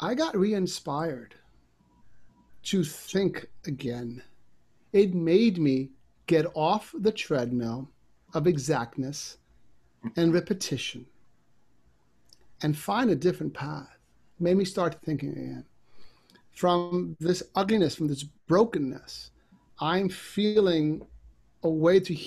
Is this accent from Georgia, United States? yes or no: no; New York City, New York, United States; I grew up in a part of New York that was challenging to be